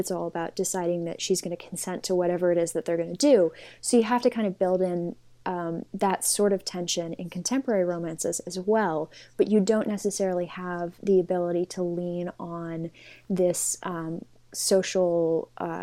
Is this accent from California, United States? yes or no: yes; Los Angeles, California, United States; moved away as an adult; also born or lived in New York City; now in London, United Kingdom; So I was born and raised in Los Angeles